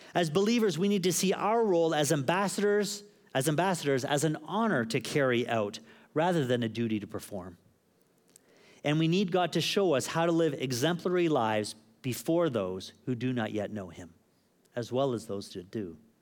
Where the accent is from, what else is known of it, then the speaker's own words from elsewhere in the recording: Canada; moved away; also born or lived in Phuket; someone who's a Canadian